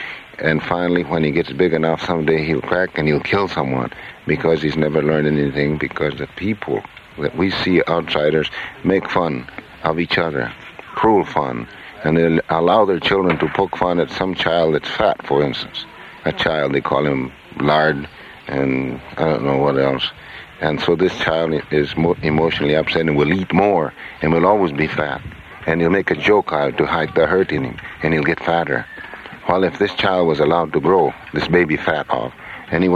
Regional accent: the West, United States; I'm from the West

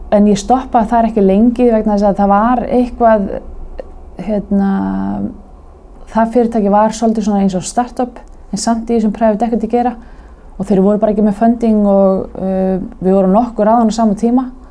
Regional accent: Garðabær, Capital Region, Iceland; ólst upp í Garðabarum

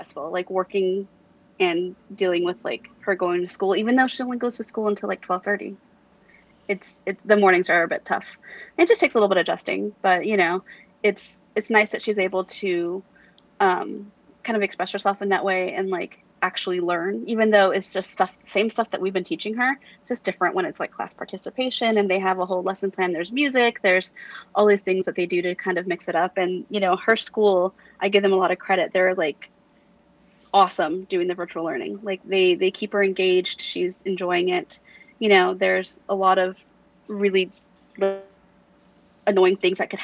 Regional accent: Central Valley, California, United States; now in Los Angeles, United States; I grew up in the Central Valley, so it's very similar

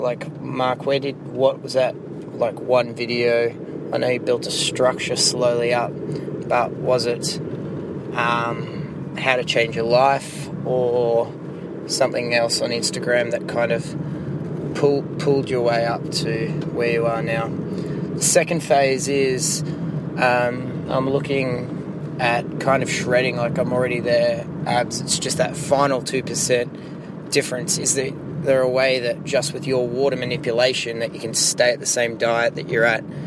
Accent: Australia; I'm from Australia

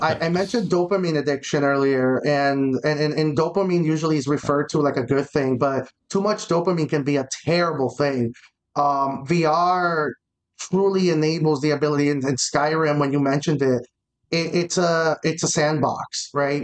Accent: Miami, Florida, United States; I'm from Miami

